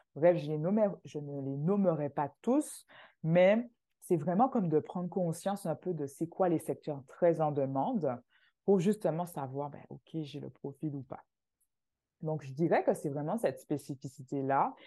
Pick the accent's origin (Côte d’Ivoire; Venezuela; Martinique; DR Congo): Martinique; moved away as an adult; now in Canada; je viens de la Martinique